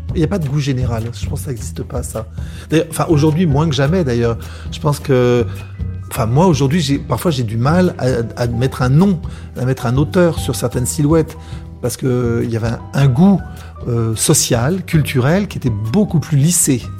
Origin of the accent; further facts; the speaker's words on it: Paris, Île-de-France, France; ma, ma, mère est, est, née à Paris, moi aussi. On, on, est, on est corse d'origine